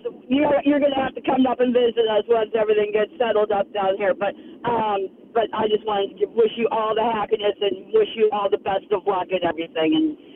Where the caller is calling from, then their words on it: Orlando, Florida, United States; Hey, Ron and Joe. I'm actually calling from Orlando.